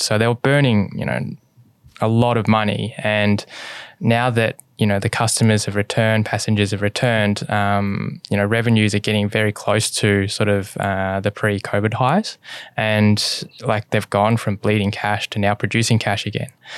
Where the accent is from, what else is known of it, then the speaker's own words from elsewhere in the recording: Australia; my Mum is born in Hong Kong and my dad is born in China and I was born in Australia.